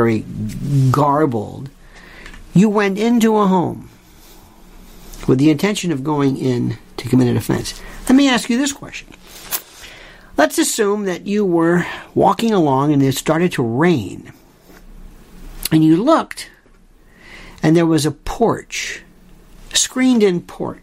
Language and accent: English; Florida, United States; I'm from Florida